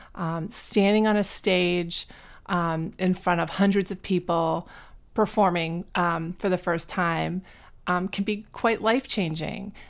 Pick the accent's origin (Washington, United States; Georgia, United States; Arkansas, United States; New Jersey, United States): New Jersey, United States; while I was in school growing up in New Jersey